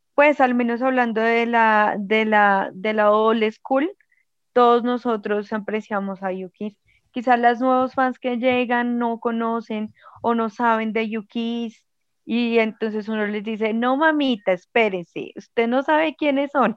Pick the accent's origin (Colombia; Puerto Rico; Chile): Colombia; uno siente que como colombiano